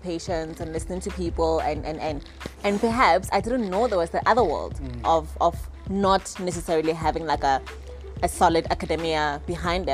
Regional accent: Pretoria, Gauteng, South Africa; moved away as an adult; also born or lived in Temba, Hammanskraal; now in Johannesburg, South Africa; a young girl born and bred in Pretoria, but currently I've been based in Johannesburg for quite a while.

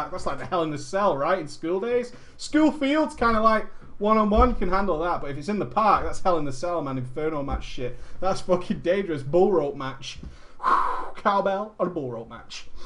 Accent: Netherlands; English is a second language; Now, at this point, I should tell you that I am from Holland.

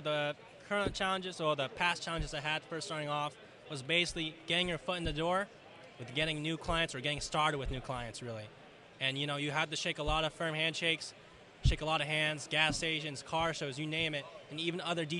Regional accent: Fairfield, California, United States; I'm from Fairfield

